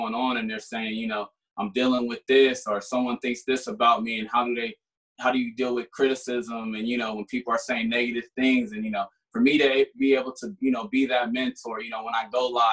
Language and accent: English; Sacramento, California, United States; now in Denver, United States; I'm from Sacramento, but I live in Denver now